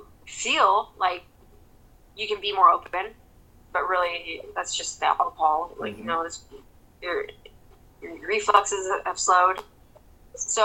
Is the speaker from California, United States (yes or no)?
yes; Santa Rosa, California, United States; moved away as an adult; also born or lived in Monterey / North Carolina / Florida; Santa Rosa is my hometown. Santa Rosa unit is right behind the high school that I graduated from